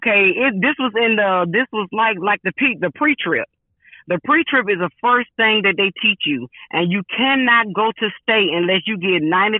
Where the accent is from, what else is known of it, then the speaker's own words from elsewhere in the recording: Jacksonville, Florida, United States; now in Tampa, United States; I came from Jacksonville, Florida, and passed all my tests, and now I'm here in Tampa, and you want me to retake all the CDL exams?